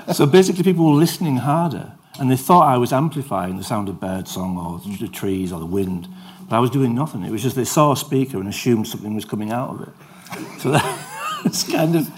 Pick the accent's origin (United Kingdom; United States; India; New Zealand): United Kingdom; Yorkshire and the Humber; I'm from Yorkshire